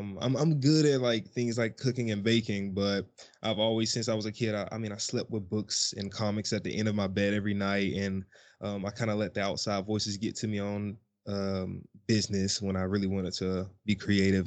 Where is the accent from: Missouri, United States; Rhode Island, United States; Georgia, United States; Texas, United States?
Georgia, United States; Macon; moved away as an adult; now in United Kingdom; I'm from America, particularly Georgia, Macon, Georgia